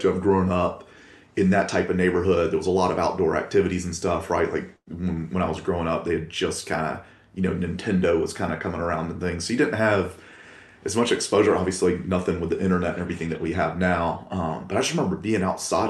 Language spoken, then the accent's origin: English; Columbus, Georgia, United States; born and raised in Columbus, Georgia